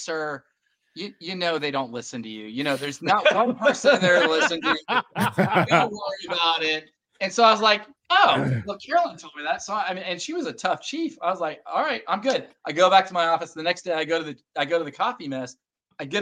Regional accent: Texas, United States; I'm a Texan

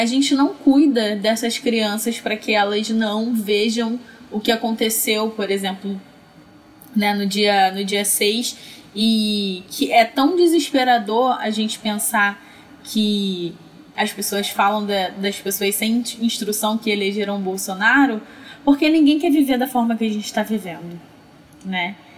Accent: Belford Roxo, Rio de Janeiro, Brazil; moved away as an adult; Mas eu cresci em Belfor Roxo, que é uma das cidades mais pobres do Rio de Janeiro

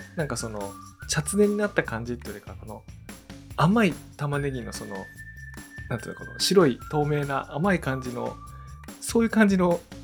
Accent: Iwate, Japan; 僕あの岩手出身なんですけど

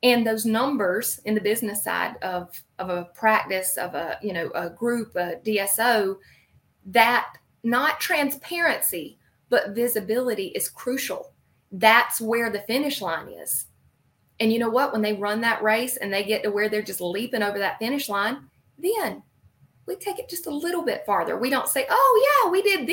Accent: the Carolinas, United States; I'm from the Carolinas, shocker with this accent.

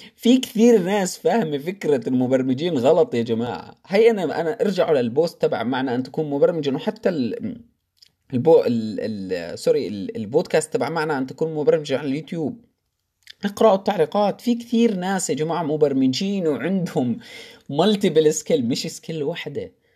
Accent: Jordan; moved away as an adult; بلدي الأردن

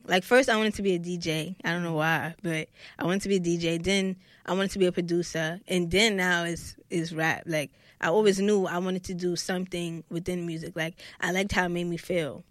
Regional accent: New York City, New York, United States; from Brooklyn, New York

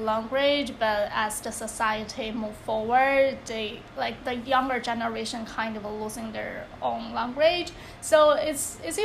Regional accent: China; first language Chinese; English is a second language; moved away as an adult; as Chinese is my native language, so I grew up in China

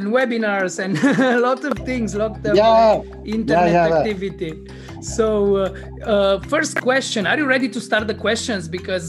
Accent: Cluj-Napoca, Cluj County, Romania; Cluj-Napoca in Transylvania, in my hometown.

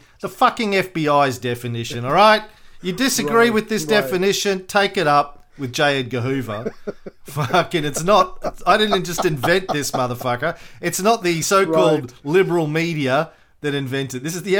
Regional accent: Australia; Do you need to explain that you're an American and I'm an Australian?

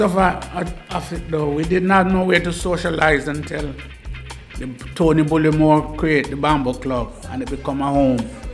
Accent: Jamaica; now in Bristol, United Kingdom; I myself was a cricketer from back home

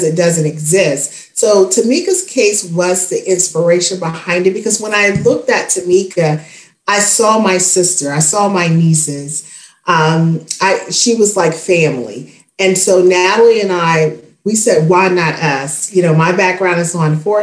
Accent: Spartanburg, South Carolina, United States; my hometown of Spartanburg, South Carolina.

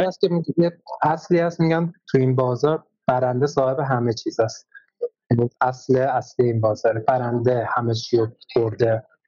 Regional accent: Iran; ما ایرانیم

